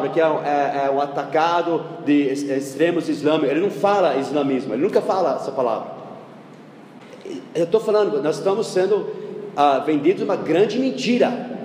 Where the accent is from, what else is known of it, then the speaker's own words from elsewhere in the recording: United States; Eu não defendo os Estados Unidos ah, porque eu defendo os Estados Unidos porque eu sou americano.